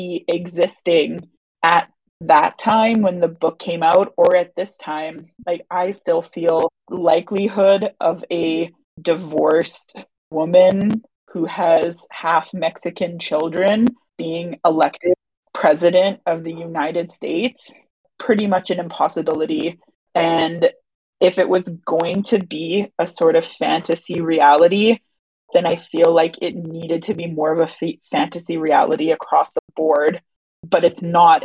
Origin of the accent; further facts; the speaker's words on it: Canada; I'm not American, I'm Canadian